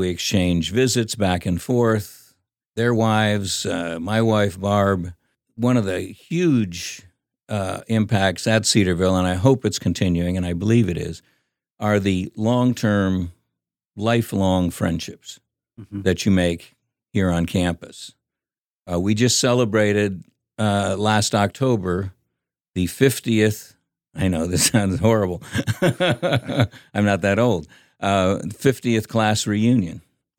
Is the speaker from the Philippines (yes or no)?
yes; Philippines; Well, growing up in the Philippines was a lot of fun.